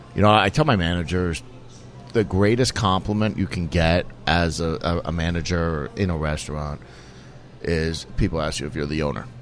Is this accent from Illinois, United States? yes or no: no; New York, United States; moved away as an adult; now in Houston, United States; growing up in New York